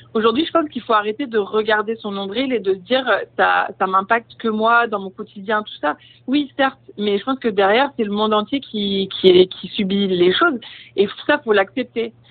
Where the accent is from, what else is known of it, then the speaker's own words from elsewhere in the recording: Brittany, France; now in Paris, France; je reviens euh, bah, sur mes terres, là où j'ai grandi